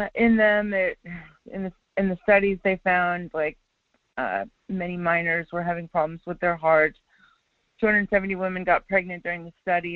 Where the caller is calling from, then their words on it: Wasilla, Alaska, United States; calling from Wasilla